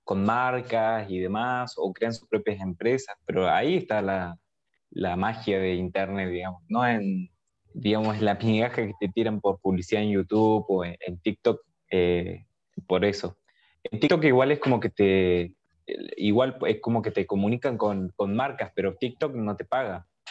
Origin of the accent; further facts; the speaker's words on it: Argentina; Pero yo soy de Argentina